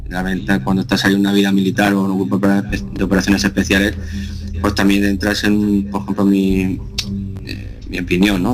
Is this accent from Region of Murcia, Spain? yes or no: yes; La Unión, Region of Murcia, Spain; moved away as an adult; also born or lived in Cartagena / Barcelona; Yo soy natural de Cartagena. Pues- eh, yo, aunque nací en Cartagena, he vivido toda la vida en, la ciudad de La Unión. Está a 8 kilómetros de aquí de Cartagena.